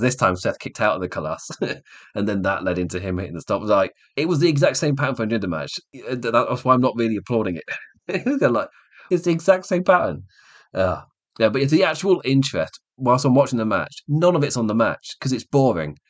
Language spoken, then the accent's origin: English; England, United Kingdom; as an Englishman